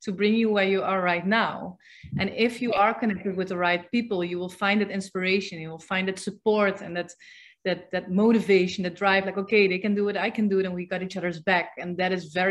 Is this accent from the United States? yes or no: no; Netherlands; moved away; I'm from the Netherlands.